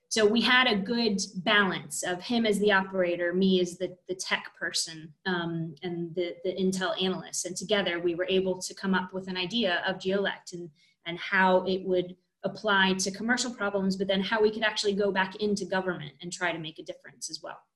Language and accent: English; United States; I am American